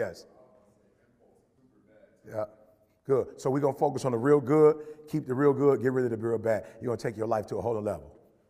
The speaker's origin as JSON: {"language": "English", "town": "Detroit", "region": "Michigan", "country": "United States", "tie": "born or raised there", "also_born_or_lived": "Chicago", "said": "You know how many dudes I grew up in Detroit on the block and Chicago on the block that could talk?"}